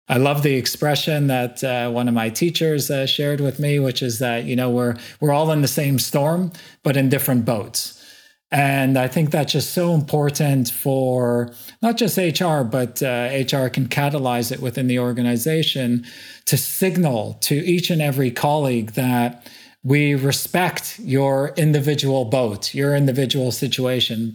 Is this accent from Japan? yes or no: no; Montreal, Quebec, Canada; moved away as an adult; also born or lived in Asia; born and bred in Montreal, in Canada